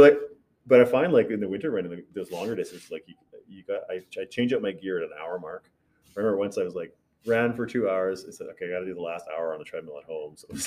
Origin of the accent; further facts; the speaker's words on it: Vancouver, British Columbia, Canada; moved away; also born or lived in Yellowknife; I grew up in Vancouver, so it's like my hometown